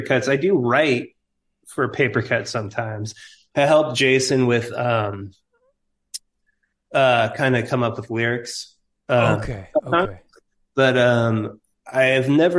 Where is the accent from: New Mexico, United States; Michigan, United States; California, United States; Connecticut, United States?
California, United States; East Bay Area; also born or lived in San Francisco; now in Humboldt, United States; I'm from the Bay Area. Originally, I was from the East Bay Area.